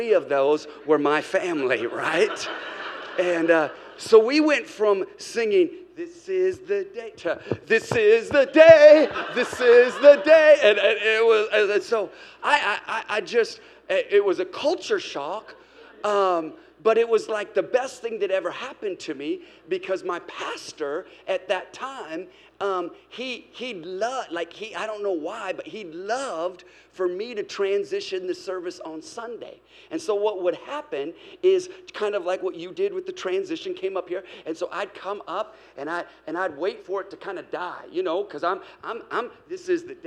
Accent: Seattle, Washington, United States; moved away as an adult; now in Hermosa Beach, United States; My wife and I, we were raised in Seattle

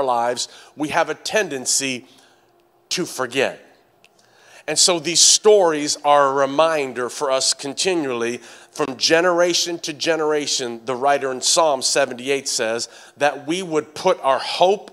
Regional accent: Tennessee, United States; accent: southern twang; In Tennessee

